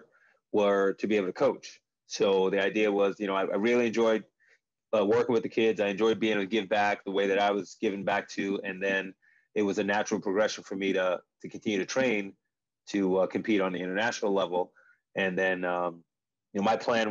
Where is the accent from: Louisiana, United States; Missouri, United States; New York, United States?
New York, United States; Long Island; growing up in New York, growing up in Long Island